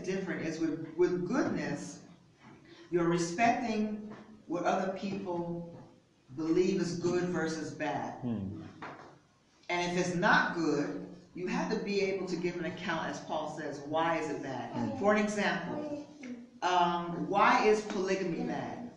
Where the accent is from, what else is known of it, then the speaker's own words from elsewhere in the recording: United States; moved away; I'm an American